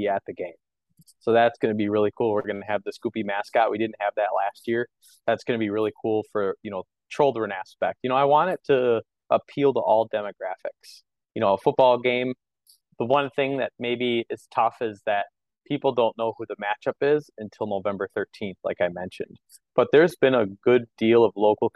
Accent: Madison, Wisconsin, United States; growing up in Madison. I went to Edgewood

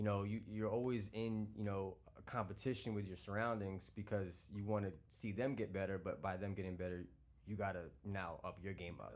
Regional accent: Long Island, New York, United States; moved away as an adult; now in Charlotte, United States; I'm originally from New York, based here in Long Island.

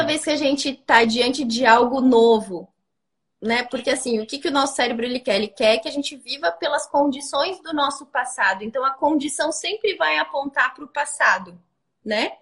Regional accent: Brazil; Eu também sou brasileira, mas tenho muita tradição alemã

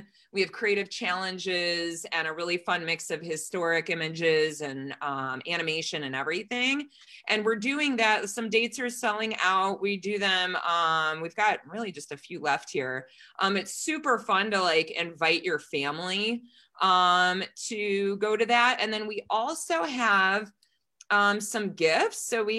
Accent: United States

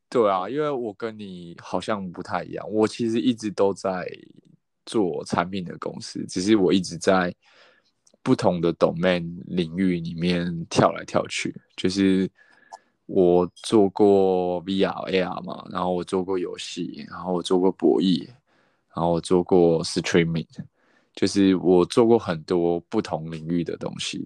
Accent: Taipei, Taiwan; 我是台北人

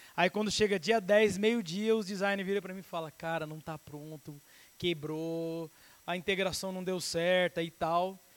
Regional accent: Brazil; Como bom brasileiro

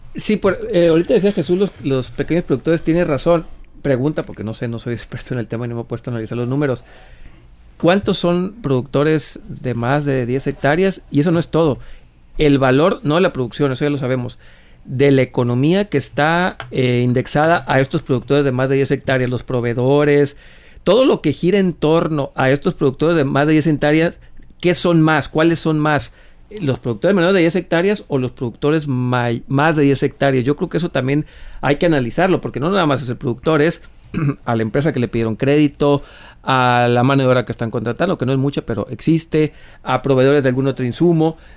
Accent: Mexico; como mexicanos

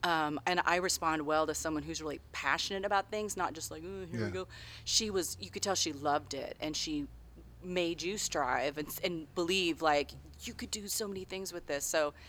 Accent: Tri-Cities, Washington, United States; I grew up in the Tri-Cities, and so there wasn't. Like bands like there were in Seattle

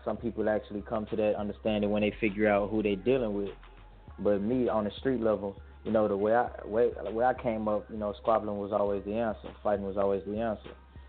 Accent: Memphis, Tennessee, United States; now in Houston, United States; Yeah, naturally, I'm calling from Houston, Texas. But you already know I'm from that 901 Memphis 10, shout out to Orange Mound.

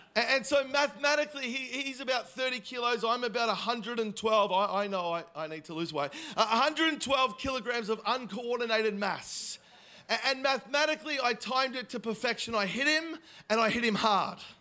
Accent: Melbourne, Victoria, Australia; moved away; I am originally from Melbourne

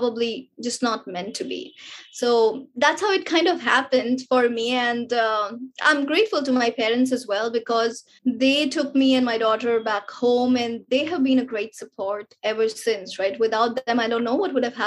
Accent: India; being an Indian, you know, and being raised with those Indian culture and the social upbringing

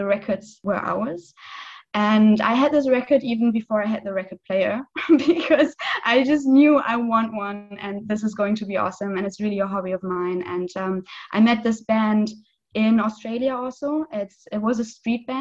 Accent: western Germany, Germany; moved away as an adult; now in Cottbus, Germany; my hometown is really like the west of the west of the west. So it's really the other side of Germany.

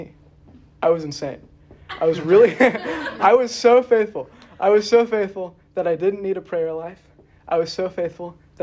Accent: St. Louis, Missouri, United States; I was raised Catholic in St. Louis

